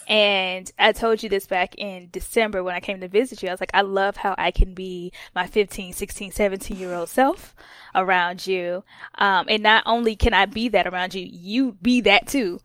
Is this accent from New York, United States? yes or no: no; Atlanta, Georgia, United States; I'm from Atlanta, Georgia